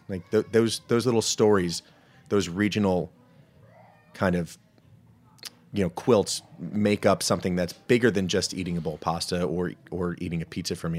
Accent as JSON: {"language": "English", "region": "New Jersey", "country": "United States", "tie": "born or raised there", "moved": "yes", "lives_now": "Washington, DC, United States", "said": "growing up in Jersey. So, I'm a, I'm a Jersey guy"}